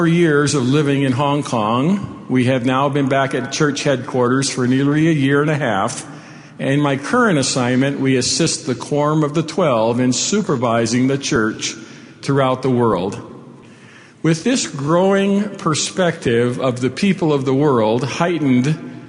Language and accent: English; Hawaii, United States; moved away as an adult; also born or lived in Provo, Utah / England; I was born in Hawaii when it was a territory of the United States, 10 years before statehood. Raised in the islands in a multicultural environment